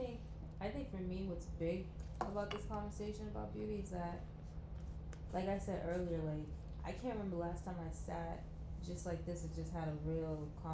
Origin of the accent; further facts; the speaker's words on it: Boston, Massachusetts, United States; I'm from Boston.